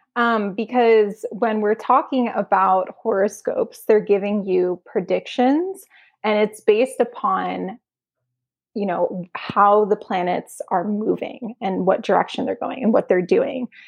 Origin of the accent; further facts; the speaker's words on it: Arizona, United States; now in California, United States; where I grew up, it was, it's in this really small town in Arizona